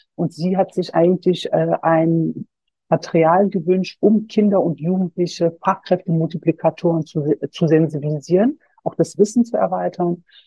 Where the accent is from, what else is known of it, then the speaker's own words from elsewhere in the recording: Solingen, North Rhine-Westphalia, Germany; ich bin selber Solingerin äh, ich bin gebürtige Solingerin und ich war damals 19 Jahre alt, als der Brandanschlag verübt wurde. Wir haben ein paar Kilometer entfernt von der Familie Gensch gewohnt